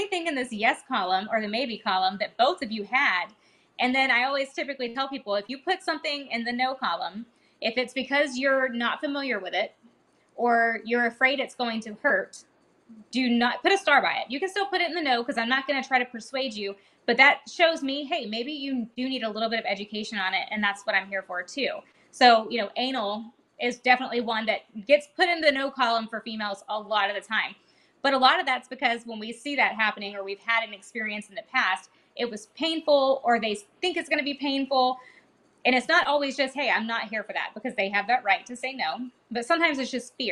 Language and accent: English; Georgia, United States; now in Texas, United States; I'm from Georgia